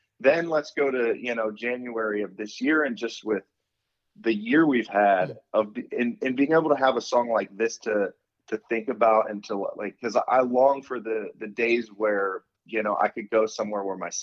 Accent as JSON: {"language": "English", "town": "Akron", "region": "Ohio", "country": "United States", "tie": "born or raised there", "moved": "yes"}